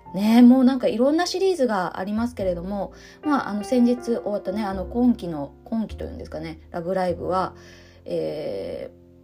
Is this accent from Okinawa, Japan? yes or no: no; Ōshima, Tokyo, Japan; 私の出身である伊豆諸島の私の出身はあの大島ですけど